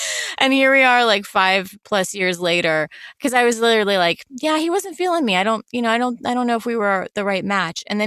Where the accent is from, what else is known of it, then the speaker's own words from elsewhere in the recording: the Carolinas, the South, United States; moved away; I grew up in the South, I grew up in the Carolinas.